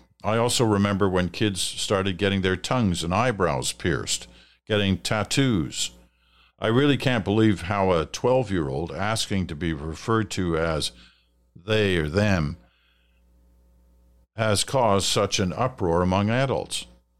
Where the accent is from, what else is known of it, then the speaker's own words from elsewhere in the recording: Saskatchewan, Canada; born there; also born or lived in British Columbia / Ontario; now in Alberta, Canada; I was born in Saskatchewan, lived in BC, Ontario, and now Alberta.